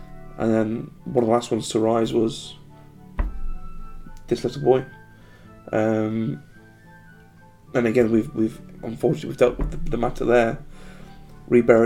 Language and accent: English; United States; I'm American